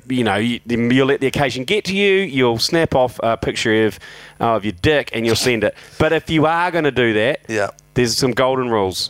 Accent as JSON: {"language": "English", "region": "Waikato", "country": "New Zealand", "tie": "born or raised there", "said": "growing up in the Mighty Waikato."}